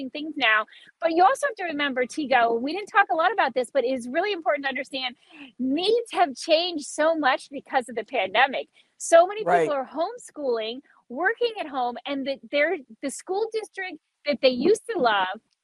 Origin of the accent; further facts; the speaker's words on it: Key West, Florida, United States; I grew up in Key West and I never had a fireplace.